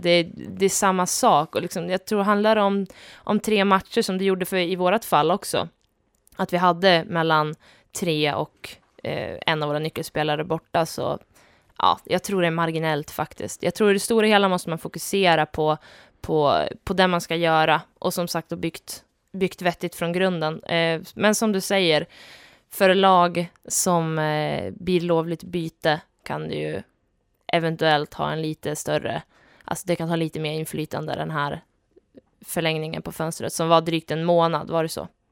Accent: Köping, Västmanland, Sweden; moved away; also born or lived in Luleå; jag kom från Köping, född och uppvuxen strax utanför

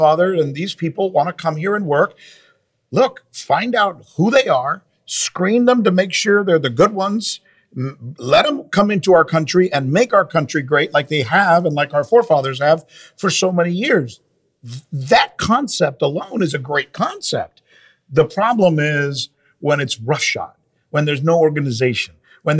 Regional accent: Hialeah, Florida, United States; a boy from Hialeah

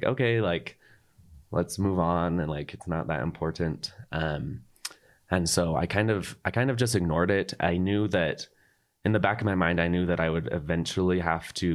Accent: Provo, Utah, United States; also born or lived in Orem, Utah / Paris, France; I was born in Provo

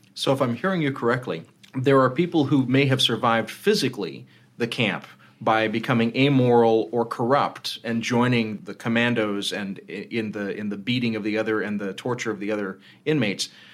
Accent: United States; I'm an American

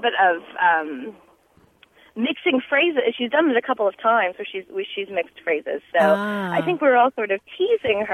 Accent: Seattle, Washington, United States; moved away as an adult; now in Dallas, United States; However, I am new to Texas. I'm actually from Seattle.

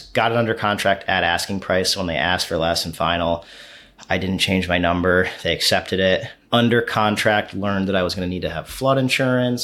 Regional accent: Pittsfield, Massachusetts, United States; moved away; Pittsfield, Massachusetts. It's my hometown. It's where I was born. Um, I moved away for a long time

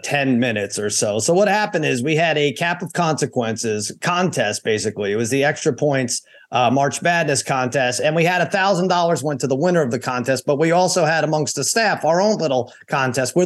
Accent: Boston, Massachusetts, United States; I'm from Boston

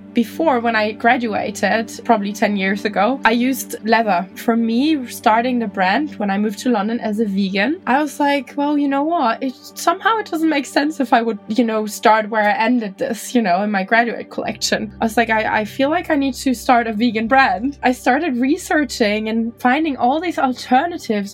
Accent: Germany; I'm from Germany, from like a kind of not small, but like definitely smaller city.

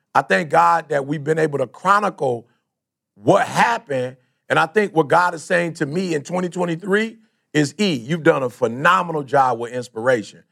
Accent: Detroit, Michigan, United States; also born or lived in Chicago; most of my life, I grew up in Detroit

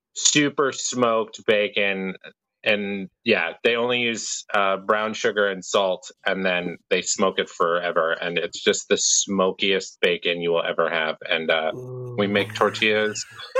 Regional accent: Michigan, United States; I am from Michigan, America's High Five.

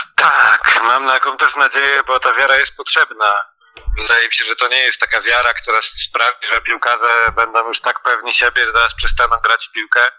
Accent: Poznań / Greater Poland, Poland; jako na przykład poznaniacy, czy wielkopolanie

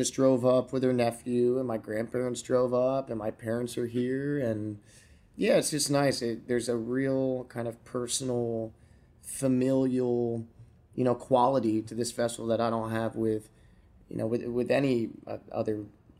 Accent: Florida, United States; also born or lived in Pennsylvania / Georgia / Delaware / New Jersey; Yeah, I was born in Pennsylvania, mm-hmm. moved to Georgia for a couple of years, then I moved to Delaware, then I moved to South Jersey, and then I moved to Florida.

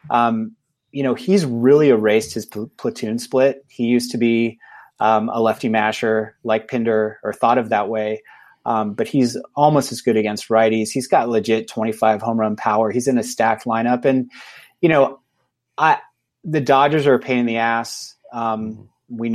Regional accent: England, United Kingdom; I think I'm doing the math right, but I'm I'm a I'm an English guy, so I don't know.

